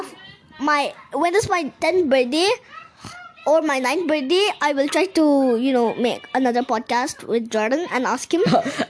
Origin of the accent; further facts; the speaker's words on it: India; we're Indian.